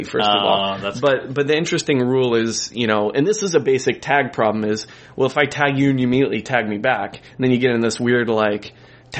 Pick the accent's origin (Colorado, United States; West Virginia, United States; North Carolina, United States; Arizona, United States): Colorado, United States; I grew up in Colorado